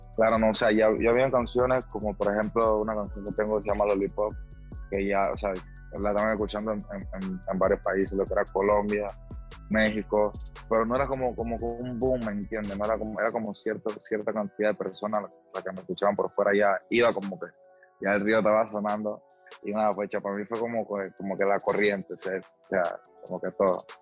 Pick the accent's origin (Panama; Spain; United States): Panama; en mi país, en mi país, en Panamá